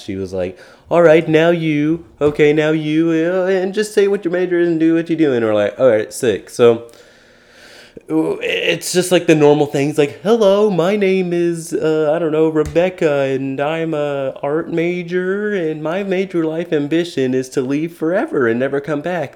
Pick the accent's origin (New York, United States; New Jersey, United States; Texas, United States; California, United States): Texas, United States; Keller; I'm originally from Keller, Texas.